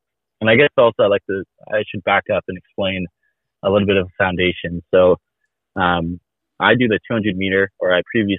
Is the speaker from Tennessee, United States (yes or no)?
no; Gig Harbor, Washington, United States; I'm from Gig Harbor